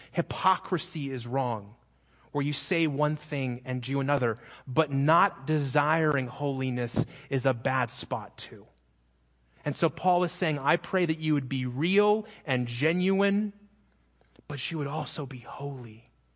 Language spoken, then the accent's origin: English; Phoenix, Arizona, United States; moved away; I'm from Phoenix